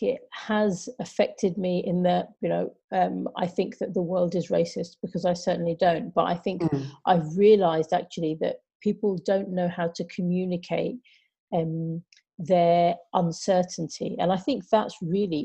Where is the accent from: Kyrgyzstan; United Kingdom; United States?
United Kingdom; London; I'm born and bred in London, in the United Kingdom